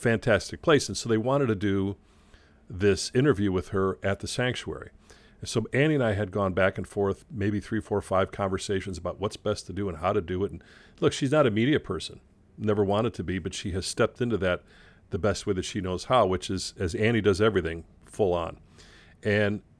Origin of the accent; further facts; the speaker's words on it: Chicago, Illinois, United States; I was growing up in Chicago